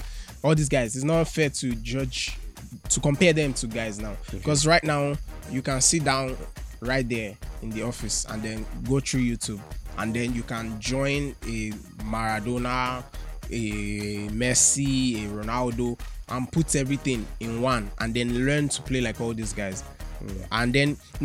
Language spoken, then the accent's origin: English; Nigeria; I'm a Nigerian